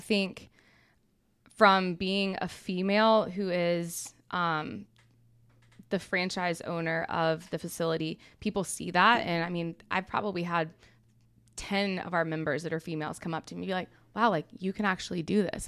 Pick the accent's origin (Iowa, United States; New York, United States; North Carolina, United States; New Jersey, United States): North Carolina, United States; Charlotte; also born or lived in Atlanta, Georgia; I'm originally from Atlanta, but I grew up most of my life in Charlotte. So Charlotte's really all I remember.